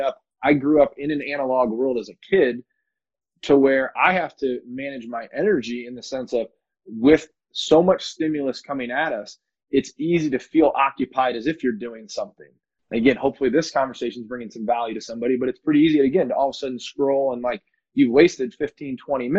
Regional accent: Rock Island, Illinois, United States; now in San Diego, United States; So I'm in San Diego, but I'm originally from Rock Island, Illinois

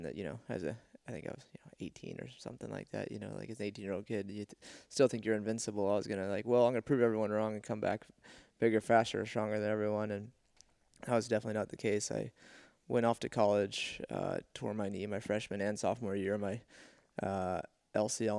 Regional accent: Houston, Texas, United States; I grew up in Houston, Texas, and did gymnastics when I was a little kid

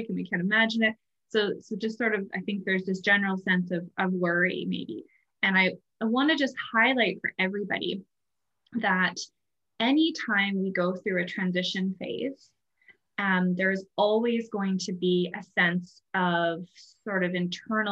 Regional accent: Canada; now in Ireland; I'm originally from Canada, so I live in Ireland

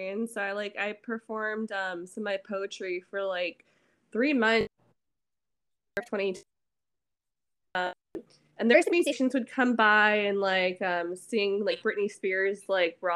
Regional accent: San Francisco Bay Area, California, United States; now in Seattle, United States; I'm from San Francisco Bay Area.

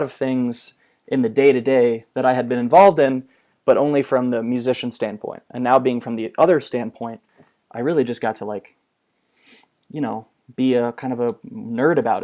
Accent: Orlando, Florida, United States

